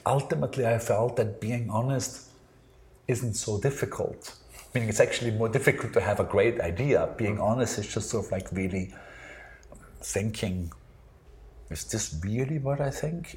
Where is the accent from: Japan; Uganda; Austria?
Austria; I grew up in Austria, I went to art school in Austria